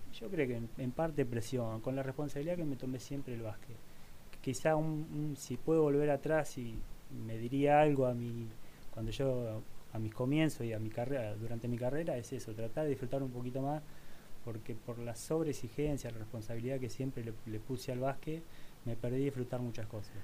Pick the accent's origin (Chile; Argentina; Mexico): Argentina; moved away as an adult; also born or lived in Spain; en ese momento pensé que era venir a terminar jugando en mi país porque la realidad es que yo siempre extrañé mucho mi país